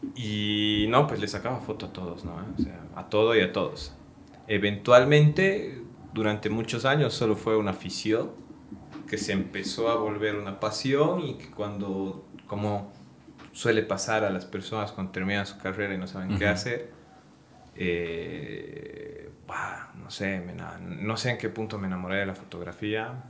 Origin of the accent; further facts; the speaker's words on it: Sucre, Chuquisaca, Bolivia; now in Cochabamba, Bolivia; Yo soy de Sucre